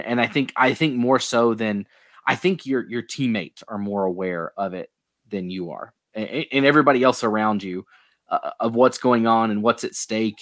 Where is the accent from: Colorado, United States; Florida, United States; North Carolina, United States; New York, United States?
North Carolina, United States; Durham; I grew up in Durham